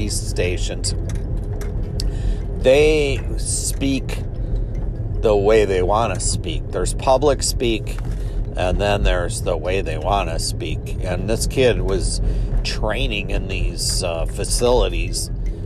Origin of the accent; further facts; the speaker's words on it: Milwaukee, Wisconsin, United States; when I was a child here in the Milwaukee area